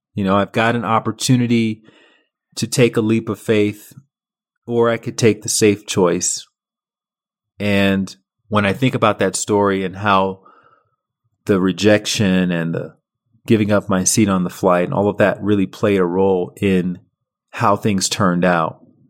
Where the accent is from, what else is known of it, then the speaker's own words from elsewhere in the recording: Montgomery, Alabama, United States; moved away as an adult; also born or lived in Chicago / Paris; I was a kid from Montgomery, Alabama